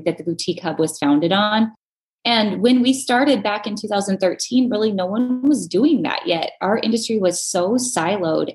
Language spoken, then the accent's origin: English; North Dakota, United States; I'm from North Dakota originally